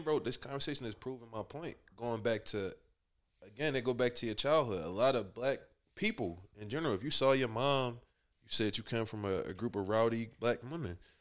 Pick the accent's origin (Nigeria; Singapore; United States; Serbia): United States; Philadelphia, Pennsylvania; moved away as an adult; now in Atlanta, United States; growing up in Philly, I think I was in elementary school